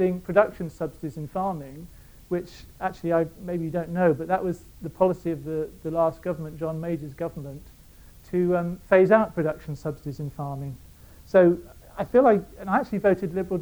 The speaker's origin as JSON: {"language": "English", "town": "Reading", "region": "South East England", "country": "United Kingdom", "also_born_or_lived": "Bangor / Dorset", "moved": "as an adult", "said": "I come from Reading"}